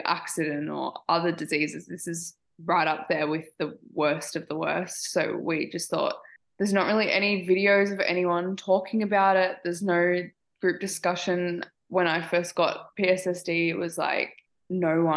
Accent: Australia; I'm from Australia.

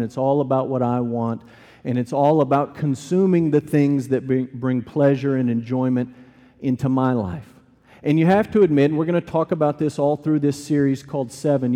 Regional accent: United States; I'm an American, we celebrate it American style

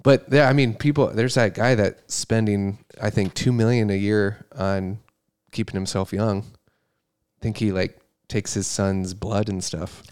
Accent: Brodhead, Wisconsin, United States; I was born in Wisconsin, Broadhead, Wisconsin.

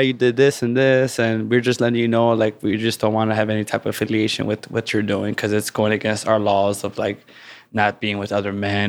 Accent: Chicago, Illinois, United States; there was always street gangs around my community, whether they were, like, tagging crews or street gangs growing up in Chicago.

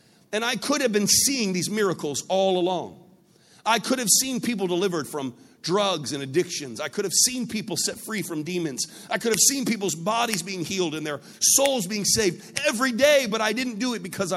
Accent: United States; I come from the United States. My country used to be part of the British Empire

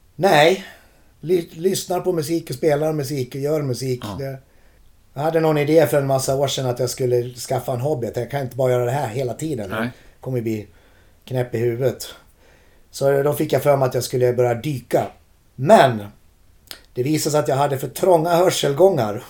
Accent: Borlänge, Dalarna County, Sweden; moved away as an adult; also born or lived in Gothenburg; Vi har inte bott där på 30 år vilket gör att de faktiskt gillar oss i hemstaden

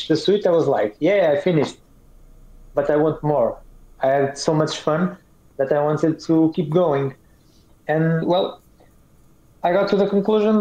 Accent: Portugal; English is a second language; I am from Europe, a country called Portugal

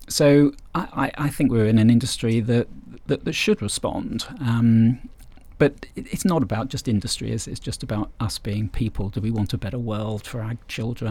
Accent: England, United Kingdom; we're English

